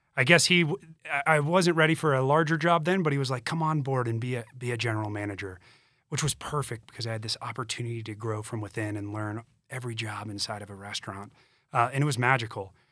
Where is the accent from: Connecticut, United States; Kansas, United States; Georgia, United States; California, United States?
Georgia, United States; Augusta; moved away as an adult; also born or lived in Charleston, South Carolina / Denver, Colorado; now in Colorado, United States; I grew up in Augusta, Georgia, went to school in Charleston